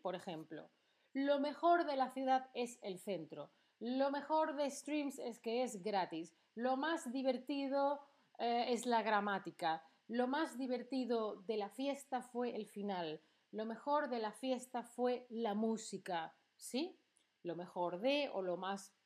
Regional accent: Seville, Andalusia, Spain; now in Berlin, Germany; de Sevilla, de mi ciudad de origen, es la más bonita, o es la más soleada, o Berlín, la ciudad en la que vivo

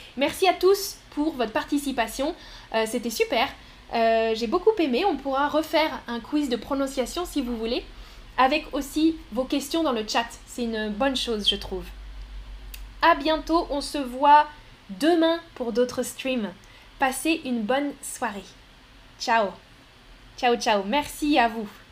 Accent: France; Les Français, on n'est pas bon pour ça

